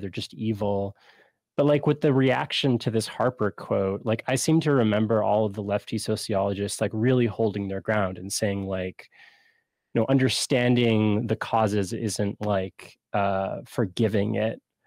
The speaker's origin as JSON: {"language": "English", "country": "Canada", "said": "as a Canadian"}